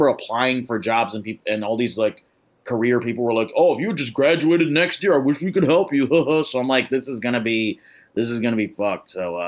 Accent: Midwest, United States; You know, I'm coming from the Midwest where we walk around everywhere, so it's nice to be able to walk around a little bit.

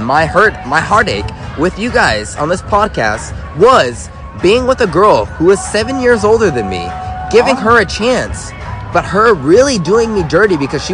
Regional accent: San Diego, California, United States; from San Diego, California.

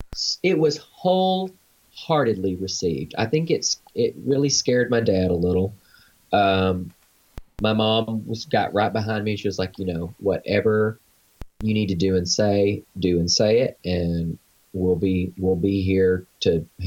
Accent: Arkansas, United States; But we're both from Arkansas

